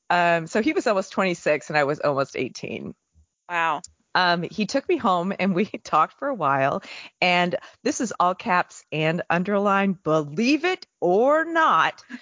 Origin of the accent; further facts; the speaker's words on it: Texas, United States; also born or lived in California; like I grew up in Texas and um, also Northern California, there weren't a lot of members when I was growing up.